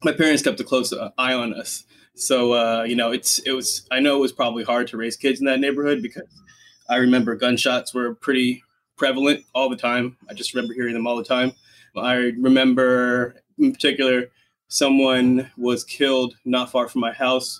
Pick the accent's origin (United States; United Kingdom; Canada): United States; Washington, District of Columbia; moved away as an adult; also born or lived in Silver Spring, Maryland; now in Los Angeles, United States; So I grew up in Washington, D.C. I grew up in Northeast D.C. My parents moved to Maryland, in Silver Spring specifically, when I was in fifth grade